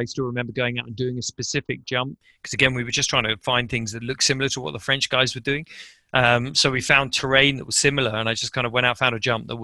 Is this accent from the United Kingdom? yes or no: yes; England, United Kingdom; moved away as an adult; also born or lived in Japan; I'm English